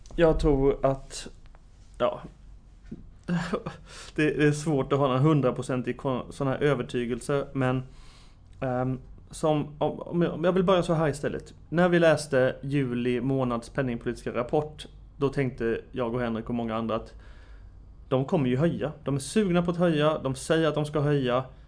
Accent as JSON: {"language": "Swedish", "country": "Sweden", "said": "som svensk analytiker"}